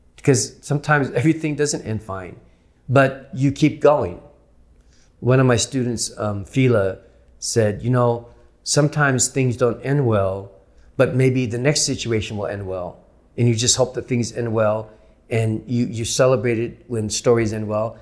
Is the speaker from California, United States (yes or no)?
yes; San Jose, California, United States; now in Los Angeles, United States; my twin brother and I growing up in San Jose